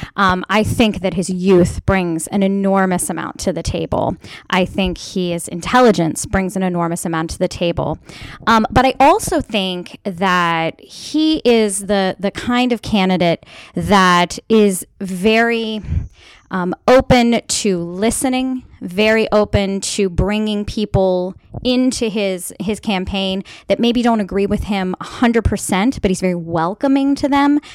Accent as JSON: {"language": "English", "region": "Maryland", "country": "United States", "tie": "born or raised there", "said": "I am a lifelong Mayor Maryland resident"}